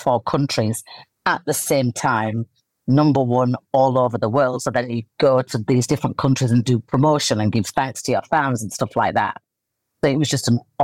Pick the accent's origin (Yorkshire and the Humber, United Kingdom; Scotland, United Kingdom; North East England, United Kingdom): Yorkshire and the Humber, United Kingdom; Leeds; I'm in my hometown of Leeds, in the countryside with my dogs.